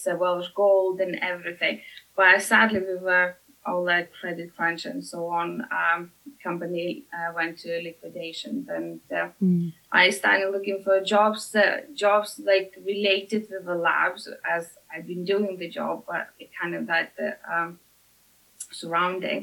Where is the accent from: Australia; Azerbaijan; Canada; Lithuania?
Lithuania; now in United Kingdom; originally I'm from Lithuania. So came to UK